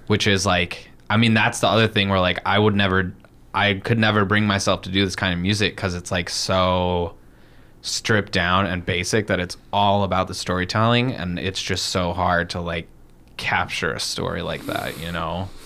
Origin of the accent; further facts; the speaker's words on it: United States; being American